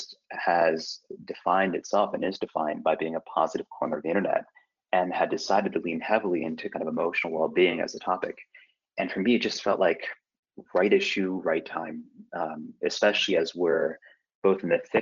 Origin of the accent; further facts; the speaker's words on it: Iowa, United States; also born or lived in Detroit; now in San Francisco, United States; I'm a Jewish kid from Iowa